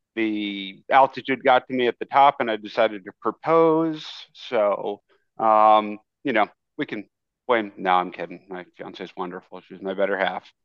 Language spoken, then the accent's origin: English; United States; moved away as an adult; also born or lived in Connecticut; now in Dallas, United States; I grew up in New York and Connecticut, so I'm a, a big New York sports fan